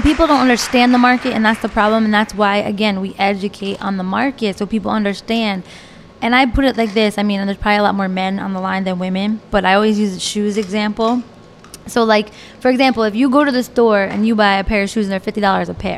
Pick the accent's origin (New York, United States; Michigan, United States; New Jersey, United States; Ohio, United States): New Jersey, United States; also born or lived in Florida; I moved back to Jersey where I grew up